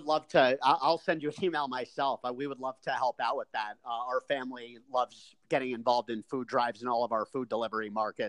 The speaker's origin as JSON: {"language": "English", "region": "New Jersey", "country": "United States", "said": "being a fellow New Jersey guy"}